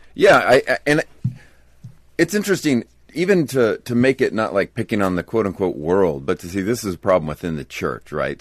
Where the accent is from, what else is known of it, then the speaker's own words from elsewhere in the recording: United States; as an American evangelical